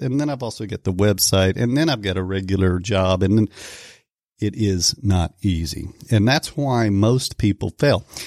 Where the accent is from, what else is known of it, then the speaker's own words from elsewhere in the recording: Oklahoma, United States; I am from Oklahoma